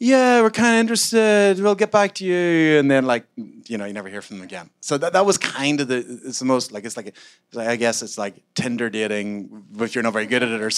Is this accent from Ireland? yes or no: yes; Ireland; I'm Irish.